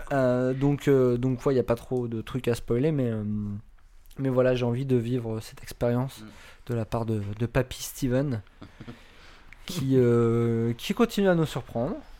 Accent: France; en tant que Français

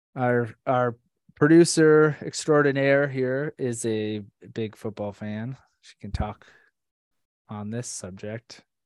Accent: Orlando, Florida, United States; Abby and I have been friends since middle school, way back in uh or Central Florida, Orlando, Florida

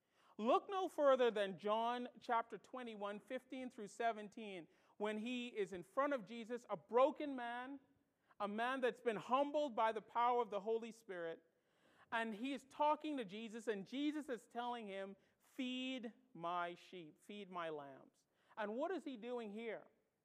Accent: Bahamas; With their accent, and I'm from the Bahamas. I don't have much of an accent anymore.

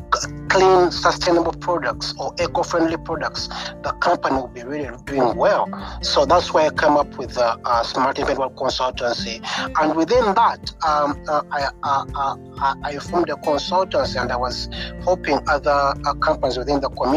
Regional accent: Uganda; moved away as an adult; now in United Kingdom; I'm from Africa, Uganda. I'm from Africa, Uganda, and I came I came to United Kingdom for studies.

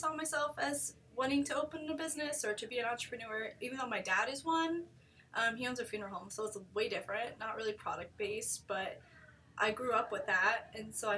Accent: Concordia, Kansas, United States; moved away as an adult; also born or lived in New York State; now in Wichita, United States; I actually came to Wichita in 2011 when I went to WCU, because I'm from Concordia, which is about 2 hours north

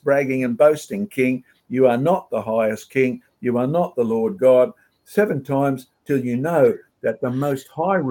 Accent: Australia; I was born in Australia

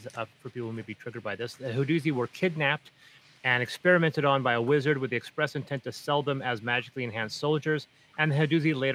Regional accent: Prince George, British Columbia, Canada; also born or lived in Azores; Prince George, my hometown

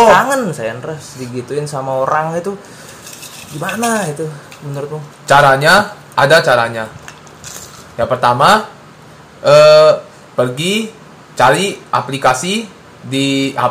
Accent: West Nusa Tenggara, Indonesia; accent: Sumbawa; Aida itu ya logat saya lah. Sumbawa.

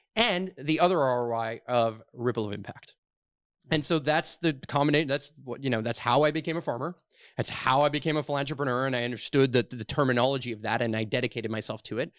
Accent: Montreal, Quebec, Canada; I'm born and raised here in Montreal

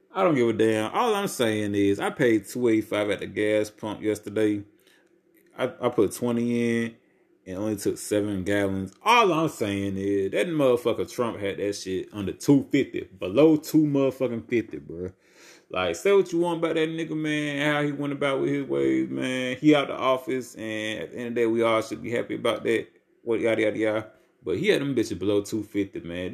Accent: Albany, United States; my hometown in Albany

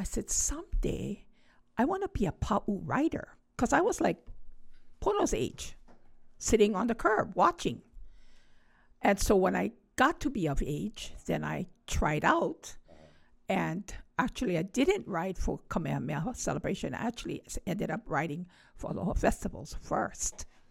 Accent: Honolulu, Hawaii, United States; I grew up right across the track field of Kaimukee High School

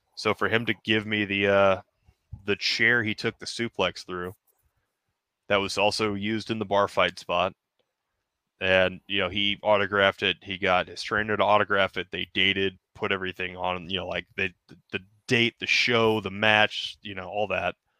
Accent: Denham Springs, Louisiana, United States; that little local show in my hometown

